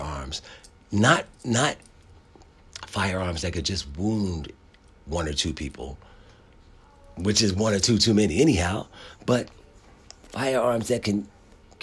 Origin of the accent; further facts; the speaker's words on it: Philadelphia, Pennsylvania, United States; I grew up in Philadelphia, okay? I went to public school in Philadelphia.